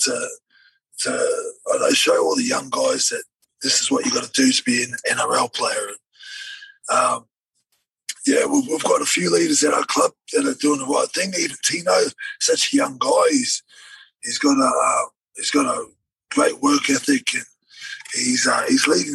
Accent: New Zealand; moved away; also born or lived in Melbourne; we're all from New Zealand

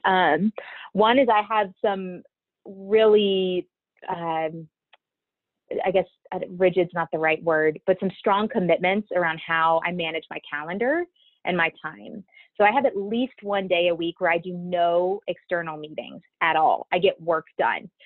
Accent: Baton Rouge, Louisiana, United States; moved away; I'm originally from Baton Rouge, Louisiana. I was born and raised there.

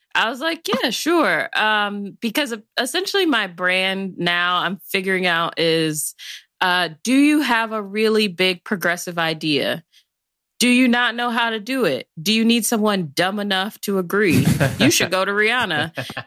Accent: Chicago, Illinois, United States; I'm originally from the South Side of Chicago

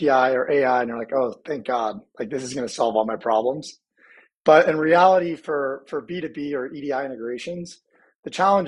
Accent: Indianapolis, Indiana, United States; I grew up in the Midwest, grew up in Indianapolis.

